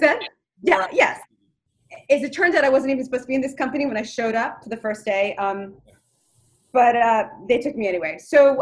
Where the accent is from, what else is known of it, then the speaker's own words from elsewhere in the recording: New York City, New York, United States; I come from Queens and they have no money and it's pretty blue collar